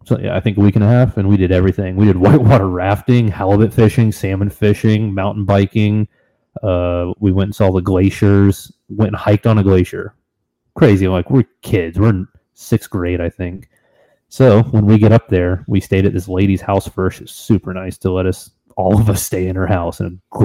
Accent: Florida, United States; I'm from Florida.

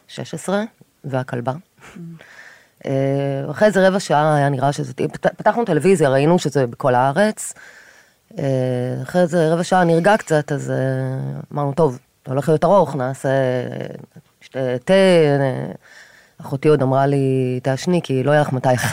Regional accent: Kfar Aza, Southern District, Israel; moved away as an adult; now in Tel Aviv, Israel; נולדתי וגדלתי בקיבוץ כפר עזה

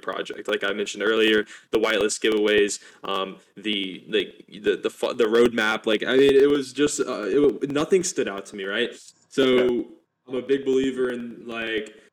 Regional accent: Alabama, United States; I'm from Alabama, United States.

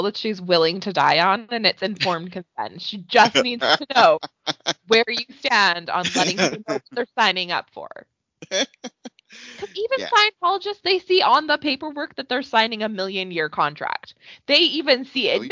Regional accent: Alberta, Canada; they filmed it here in my town and also in my hometown

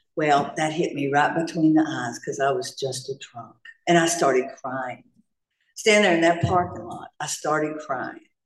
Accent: North Carolina, United States; also born or lived in Atlanta, Georgia; now in Laguna Niguel, United States; I'm from Atlanta, Georgia. Well, I'm from North Carolina originally, but I moved here from Atlanta, Georgia

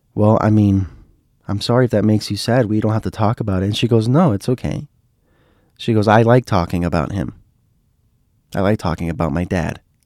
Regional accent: Miami, Florida, United States; I was from Miami

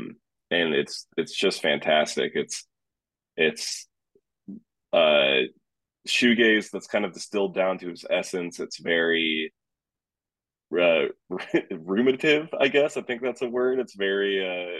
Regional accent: upstate New York, United States; I'm from upstate New York

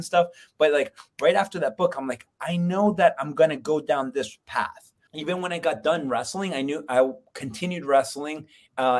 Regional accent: Florida, United States; moved away as an adult; also born or lived in Colombia; now in Lehigh Valley, United States; I'm from Florida originally. I was born in Columbia, but I came up to PA for wrestling

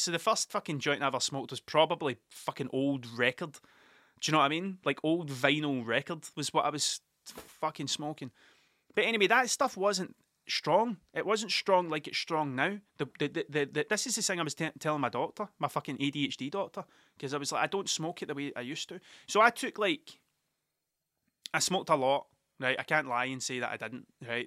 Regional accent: Scotland, United Kingdom; Scottish people aren't very good at telling things that they're good

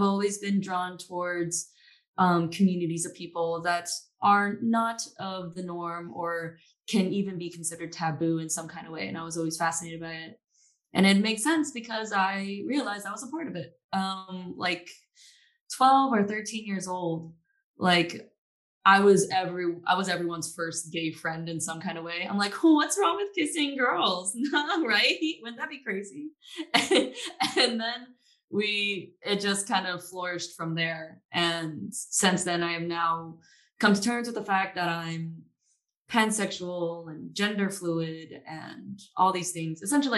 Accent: Maryland, United States; also born or lived in Tampa; now in Austin, United States; I live in Austin, Texas as of right now. And I am originally from Maryland. That's where I met Stuart, actually. We went to high school together.

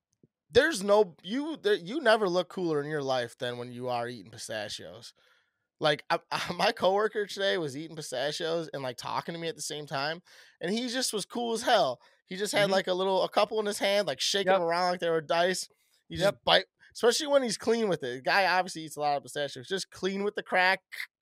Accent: Midwest, United States; We're just from the Midwest, so we only see certain things get farmed at a very high level, at a high rate.

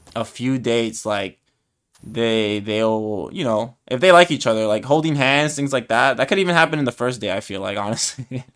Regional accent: United States; I'm American

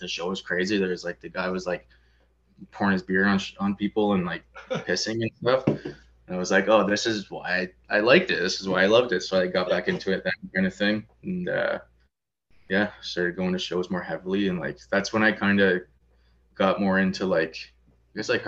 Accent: St. Catharines, Ontario, Canada; I grew up in Port Dalhousie, so it's like pretty nice like suburbs

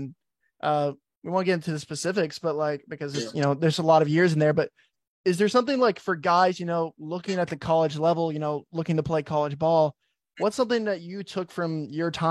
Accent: Fort Worth, Texas, United States; growing up in Fort Worth

